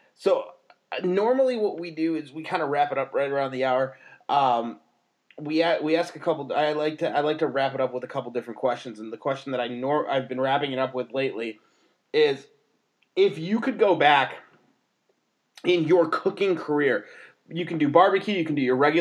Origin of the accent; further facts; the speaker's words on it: Chicago, Illinois, United States; We're from Chicago